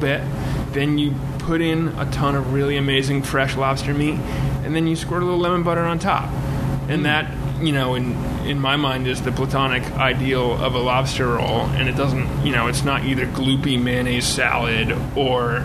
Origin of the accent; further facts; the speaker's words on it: Connecticut, United States; now in New York City, United States; Where I grew up in Connecticut